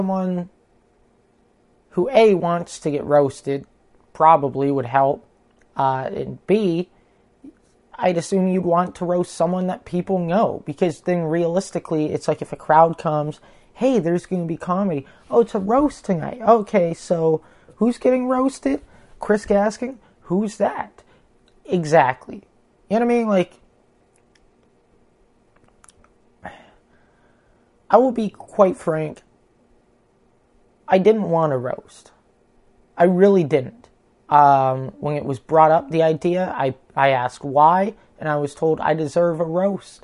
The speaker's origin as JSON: {"language": "English", "country": "Canada", "said": "I'm Canadian"}